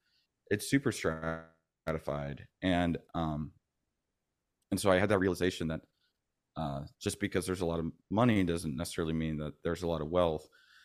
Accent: Florida, United States; also born or lived in Bay Area, United States; I'm originally from the Bay Area. {S1} Oh, wow. {S2} Gotcha. {S3} My dad was Navy. So we ended up moving around a lot. And I ended up growing up mostly in Florida

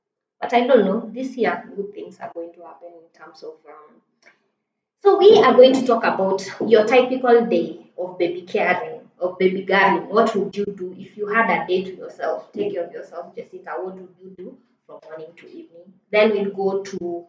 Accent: Isiolo, Isiolo County, Kenya; I grew up in Isili

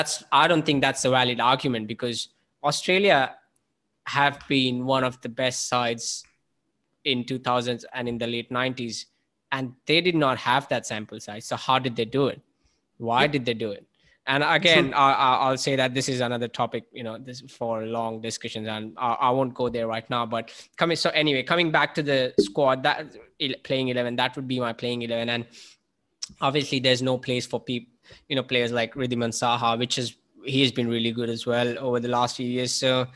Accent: India; As an Indian fan growing through the 90s, that's I honestly never thought I would say

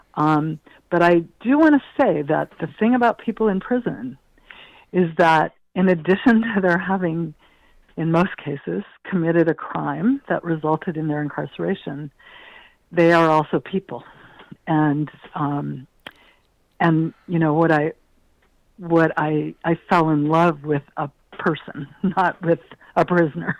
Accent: Ohio, United States; moved away; I grew up in the Midwest

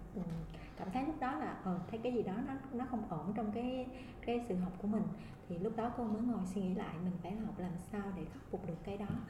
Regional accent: Vietnam; moved away

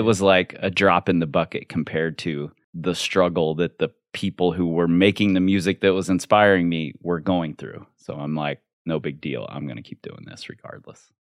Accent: Cincinnati, Ohio, United States; I grew up in Cincinnati in a very, very white, very, very racist neighborhood

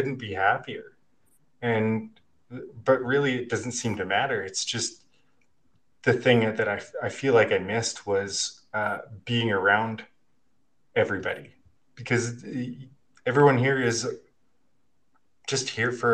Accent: Regina, Saskatchewan, Canada; moved away as an adult; now in Kelowna, Canada; I grew up in Regina, Saskatchewan

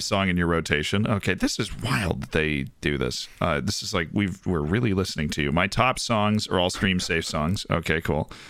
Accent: Florida, United States; I'm from Florida

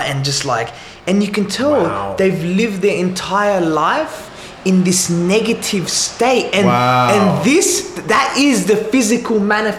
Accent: Sydney, New South Wales, Australia; I'm from Western Sydney, yeah? So the demographic is a little bit different. It's a low socioeconomic, yeah?

